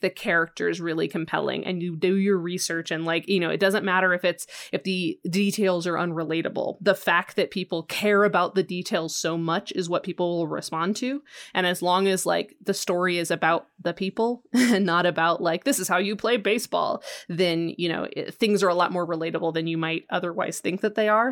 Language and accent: English; Western Colorado, United States; I grew up in Western Colorado. Like I'm right next to Utah